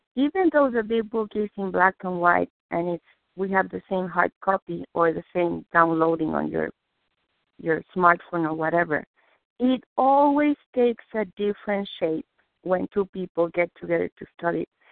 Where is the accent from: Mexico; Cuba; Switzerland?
Mexico; Mexico City; English is a second language; now in Massachusetts, United States; I was born, I'm Jewish, I was born in Mexico City